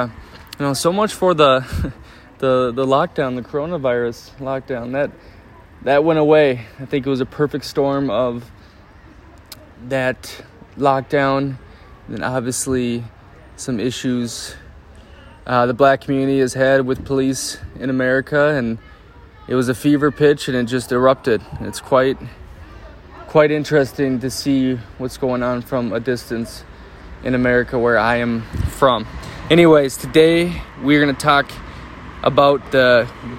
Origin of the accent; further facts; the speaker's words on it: Minnesota, United States; now in Parma, Italy; my home state, specifically in Minneapolis